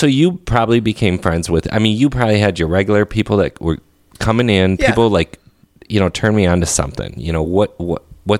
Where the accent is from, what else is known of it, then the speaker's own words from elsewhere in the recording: Crystal, Minnesota, United States; So I grew up in Crystal.